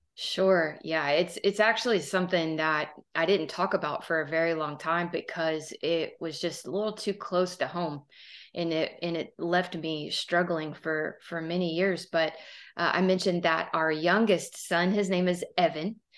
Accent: Southern Texas, United States; I am from Southern Texas, as you can probably hear

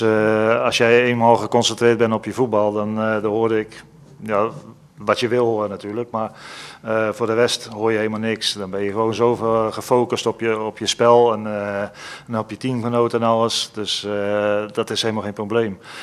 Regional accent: Holland, Netherlands; als Hollander zijnde

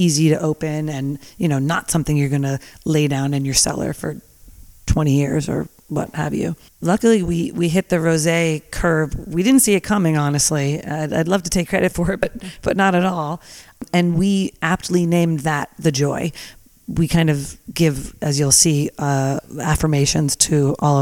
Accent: New Jersey, United States; now in Napa Valley, United States; I grew up in New Jersey

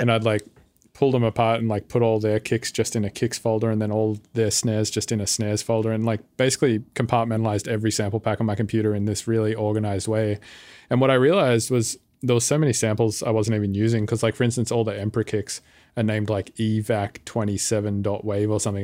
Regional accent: Sydney, New South Wales, Australia; moved away as an adult; now in United States; I'm from Australia, but I've been living in the States now for about six years

